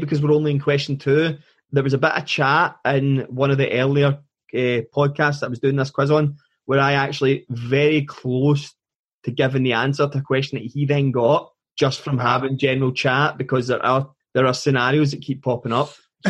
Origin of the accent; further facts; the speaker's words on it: Scotland, United Kingdom; being Scottish